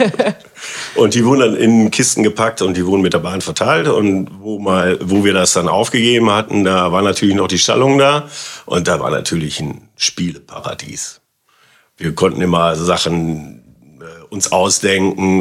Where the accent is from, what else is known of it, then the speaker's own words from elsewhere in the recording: Germany; Auf der Wagenbrückenstraße